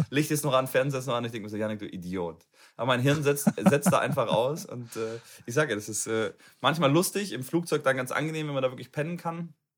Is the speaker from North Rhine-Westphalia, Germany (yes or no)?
yes; Cologne, North Rhine-Westphalia, Germany; In Nordrhein-Westfalen, in Köln. Ich komme aus Köln.